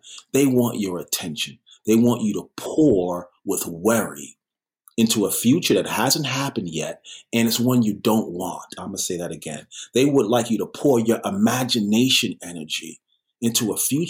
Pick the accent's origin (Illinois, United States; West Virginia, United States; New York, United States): New York, United States; New York City; also born or lived in Sherman Oaks; now in Los Angeles, United States; I'm a New Yorker